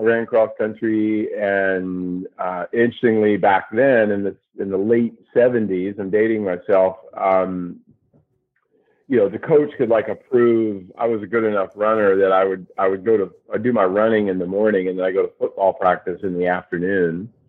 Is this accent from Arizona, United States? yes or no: no; North Carolina, United States; also born or lived in California; I grew up here mostly in North Carolina. I lived in California a bit